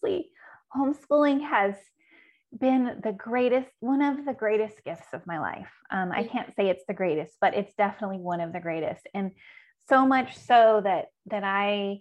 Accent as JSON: {"language": "English", "region": "a small town in Southern California", "country": "United States", "said": "a small town in Southern California. Those do exist. And so that school, I didn't even go to the high school, but we only had one high school in that town"}